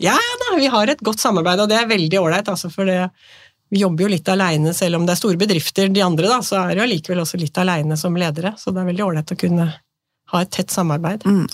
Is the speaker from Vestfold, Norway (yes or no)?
yes; Nøtterøy, Vestfold, Norway; now in Tjøme, Norway; Jeg er født og oppvokst på Nøtterøy, men nå har jeg liksom bodd på Tjøme i 35 år.